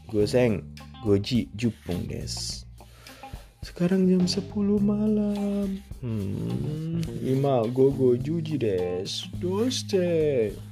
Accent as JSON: {"language": "Indonesian", "country": "Indonesia", "said": "Saya bukan orang Cina. Saya orang Indonesia."}